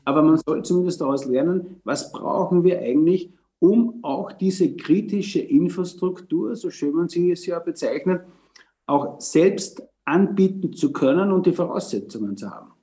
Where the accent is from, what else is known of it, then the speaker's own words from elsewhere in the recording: Austria; bei uns in Österreich